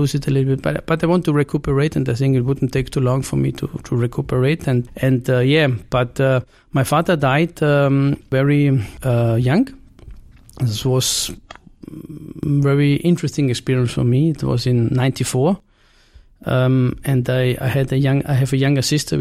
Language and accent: English; Carinthia, Austria; moved away as an adult; also born or lived in Vienna, Austria / Italy / Barcelona, Spain; I spent the first 18 years in Carinthia of my life.